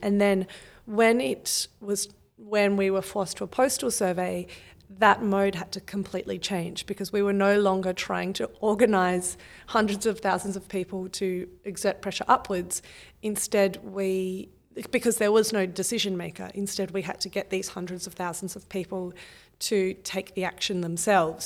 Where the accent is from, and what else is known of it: Australia